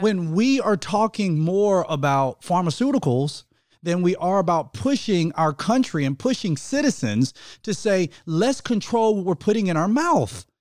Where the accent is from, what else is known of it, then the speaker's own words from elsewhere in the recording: United States; I'm American